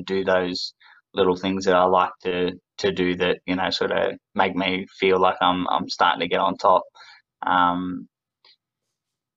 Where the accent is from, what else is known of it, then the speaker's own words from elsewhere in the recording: Australia; I'm an Aussie